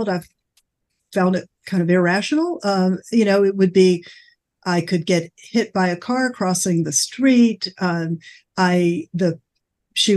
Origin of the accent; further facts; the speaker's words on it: Atlanta, Georgia, United States; moved away; also born or lived in New York City; growing up in Atlanta, even though I lived in the city